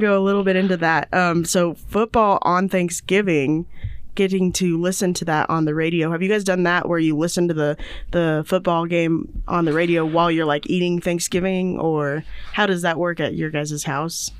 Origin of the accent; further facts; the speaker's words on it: Indiana, United States; moved away; I'm from Indiana